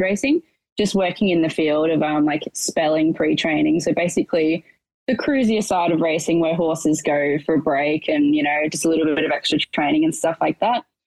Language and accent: English; Portland, Victoria, Australia; now in Melbourne, Australia; I'm originally from a rural town, southwest Victoria, called Portland